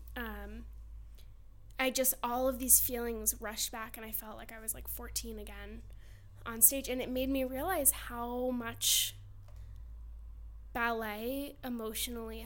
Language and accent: English; Madison, Connecticut, United States; also born or lived in Pennsylvania; I grew up in Connecticut, but I went to Pennsylvania to study